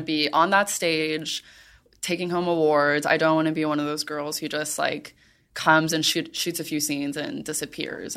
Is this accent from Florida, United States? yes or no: yes; Miami, Florida, United States; I grew up in Miami